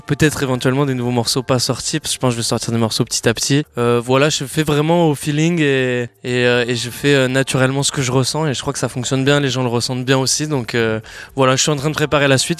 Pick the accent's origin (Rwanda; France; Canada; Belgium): France; Landes, Nouvelle-Aquitaine; je suis originaire du, sud-ouest, des Landes plus précisément.